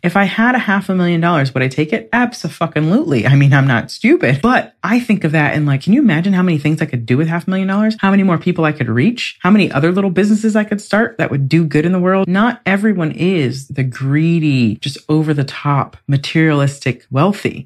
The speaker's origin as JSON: {"language": "English", "country": "United States", "moved": "as an adult", "lives_now": "England", "said": "I'm from the United States, very capitalist, very all about more"}